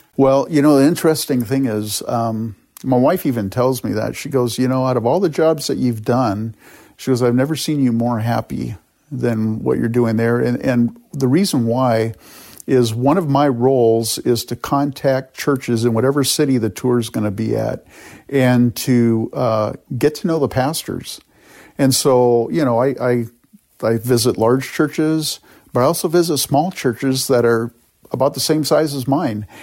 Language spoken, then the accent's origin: English; California, United States; moved away as an adult; also born or lived in Canada; now in Rochester, United States; My parents emigrated from the Netherlands to Canada. I was born there. And then they emigrated with our family, uh, to California